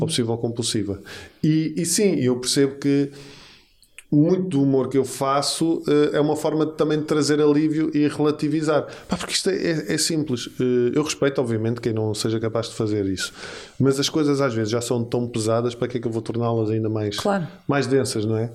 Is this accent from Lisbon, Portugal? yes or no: yes; Lisbon, Portugal; Eu sou dos Olivais. Olivais, portanto, eu sou de um bairro